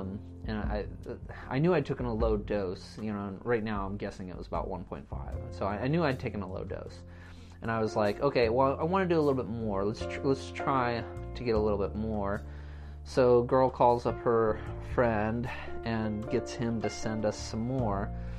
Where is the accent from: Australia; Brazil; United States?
United States; California; So I was kind of like trying to invoke California, my home state, and I was trying to kind of invoke like the feelings, I guess, I got when I was up in, you know, Northern California along the coastline